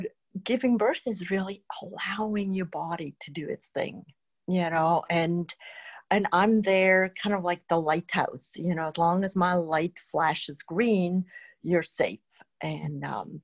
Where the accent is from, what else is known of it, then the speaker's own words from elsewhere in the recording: Switzerland; moved away; I grew up in Switzerland